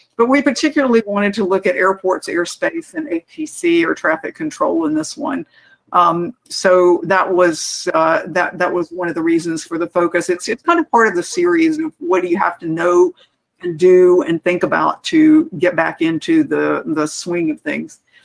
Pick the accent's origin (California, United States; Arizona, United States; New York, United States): Arizona, United States; Phoenix; this is my hometown airport. It's Phoenix